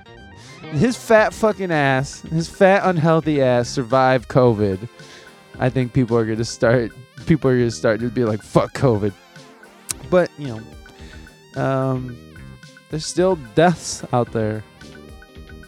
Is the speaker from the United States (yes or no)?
yes; Midwest, United States; moved away as an adult; also born or lived in San Diego; I'm from the Midwest, when I lived out there